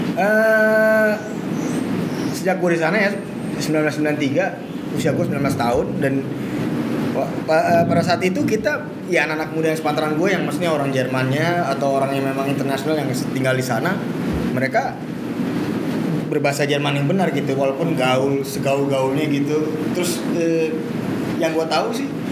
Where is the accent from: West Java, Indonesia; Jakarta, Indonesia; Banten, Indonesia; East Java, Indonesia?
Jakarta, Indonesia; gue kan secara gue kecil di daerah selatan. Jadi gue lahir di daerah Blok S Senopati dan Jaksel banget gitu ya istilahnya